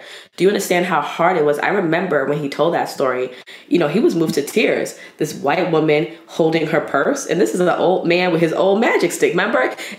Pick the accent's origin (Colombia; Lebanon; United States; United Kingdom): United States; New York City, New York; I love Brooklyn so much. I love it. You ask any Brooklynite where they're from, they don't say I'm a New Yorker. They say I'm from Brooklyn. That's how I introduce myself.